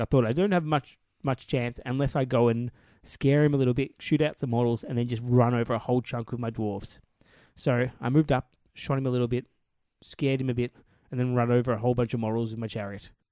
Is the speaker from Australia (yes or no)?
yes; Australia